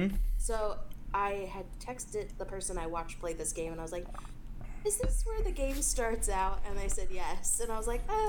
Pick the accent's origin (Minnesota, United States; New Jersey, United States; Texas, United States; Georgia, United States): New Jersey, United States; moved away; I mean, I grew up in New Jersey, but I hate the cold, so I moved south.